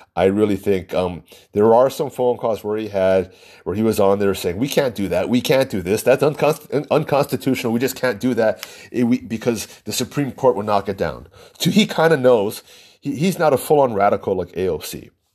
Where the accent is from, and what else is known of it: United States